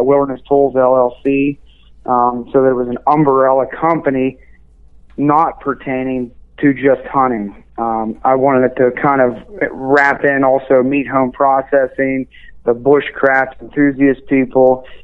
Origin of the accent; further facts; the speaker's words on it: Western Pennsylvania, United States; also born or lived in Wyoming / Alaska; I'm from Pennsylvania. I grew up in Western Pennsylvania